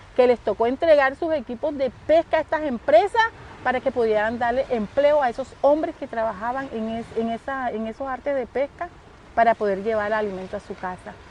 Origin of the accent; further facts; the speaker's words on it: Don Jaca, Magdalena, Colombia; soy nativa de Don Jaca, 50 años viviendo aquí en esta hermosa comunidad